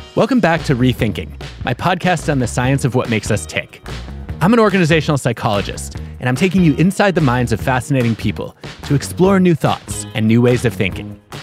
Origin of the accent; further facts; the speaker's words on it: Detroit, Michigan, United States; my hometown sports columnist growing up. And I remember reading about the Fab Five in the Detroit Free Press